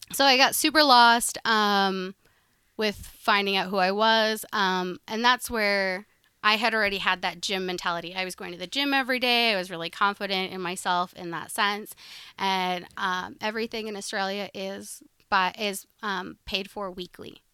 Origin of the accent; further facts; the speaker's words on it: Sioux Falls, South Dakota, United States; I grew up in Sioux Falls